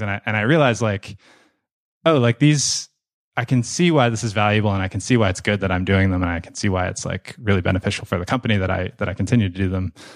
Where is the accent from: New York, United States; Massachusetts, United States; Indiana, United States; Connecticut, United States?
Massachusetts, United States; Boston; moved away as an adult; now in Cape Town, South Africa; I grew up in Boston, uh, in the suburbs of Boston